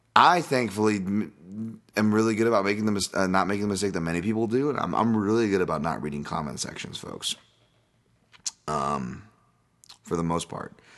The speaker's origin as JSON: {"language": "English", "country": "United States", "said": "as an American"}